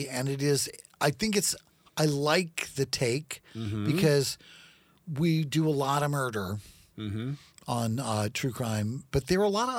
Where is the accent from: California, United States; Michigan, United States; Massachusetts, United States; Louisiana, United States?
Louisiana, United States; We're from Louisiana